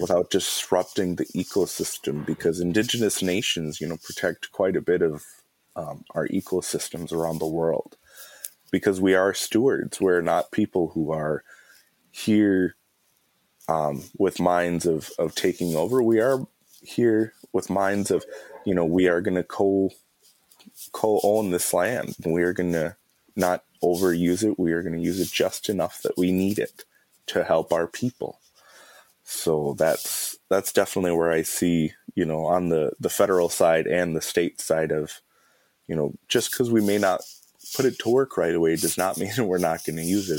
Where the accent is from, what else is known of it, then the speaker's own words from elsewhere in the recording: Mille Lacs, Minnesota, United States; I am of the Eagle Clan and I'm from Mille Lacs.